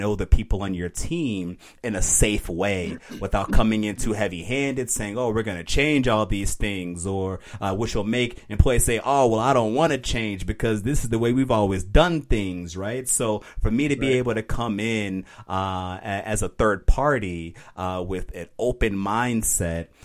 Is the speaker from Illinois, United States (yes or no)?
yes; Aurora, Illinois, United States; moved away as an adult; I'm from Aurora. I'm for Aurora. I was born and raised there